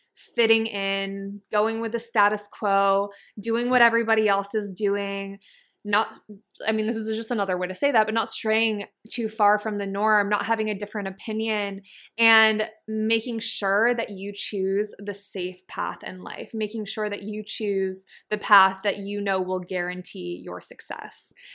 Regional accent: Massachusetts, United States; now in San Diego, United States; I grew up in Massachusetts in a really small town

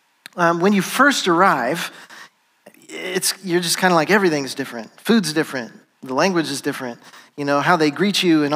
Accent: United States; moved away as an adult; also born or lived in Ivory Coast; having grown up here in America

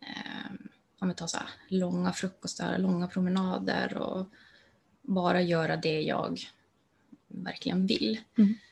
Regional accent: Luleå, Norrbotten County, Sweden; Jag finns i Luleå mm. och mm, där jag är född och uppvuxen.

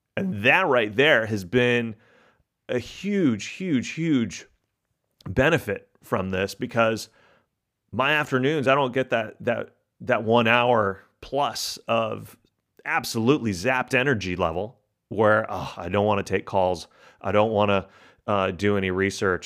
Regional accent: Texas, United States; My family's from Argentina. my, I grew up in Texas

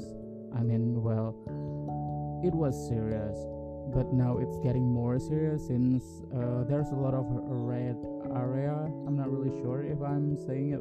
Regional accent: Yogyakarta, Special Region of Yogyakarta, Indonesia; English is a second language; now in Jakarta, Indonesia; my parents are still in my hometown. They are in Yogyakarta

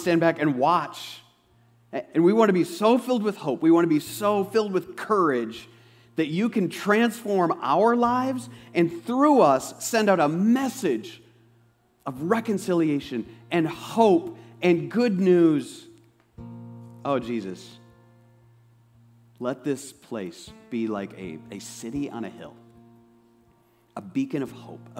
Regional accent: Osage, United States; I'm from Osage

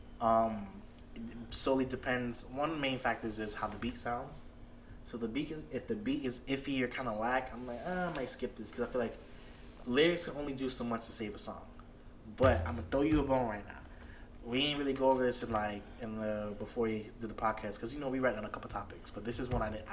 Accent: the South, United States; I'm from the South. I'm from down South

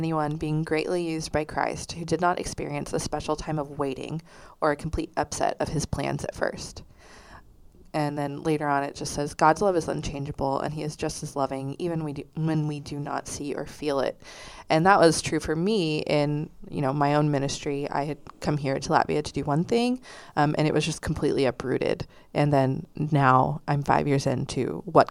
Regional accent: Texas, United States; Waco, which is in my home state

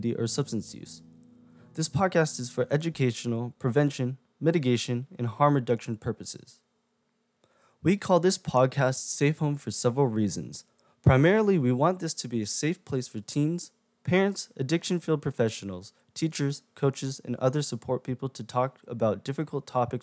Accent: California, United States; also born or lived in Japan; I was brought back to California and lived here for the past 17 years of my life

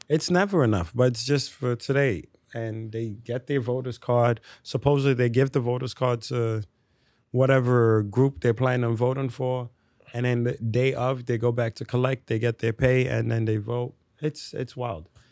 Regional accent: New York City, New York, United States; also born or lived in Delta State, Nigeria; growing up in the Bronx

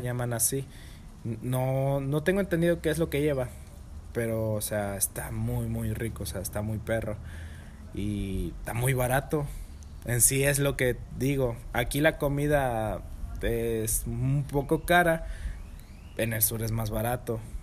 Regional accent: Monterrey, Nuevo León, Mexico; soy regio

